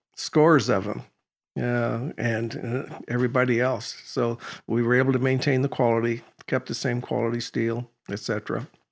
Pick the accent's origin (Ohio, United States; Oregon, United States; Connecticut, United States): Oregon, United States; I was born in Oregon